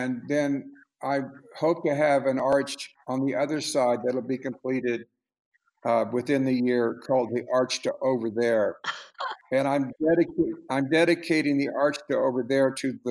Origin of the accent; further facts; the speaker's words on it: Oklahoma, United States; I was born and raised in Oklahoma